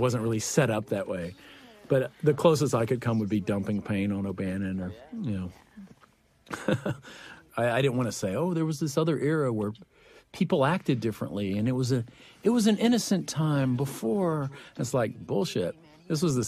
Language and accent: English; Huntsville, Texas, United States; my hometown of Huntsville